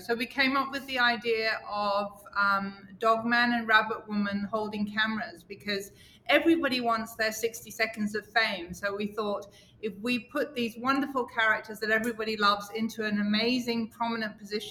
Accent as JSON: {"language": "English", "region": "England", "country": "United Kingdom", "said": "I'm Catholic and I come from England"}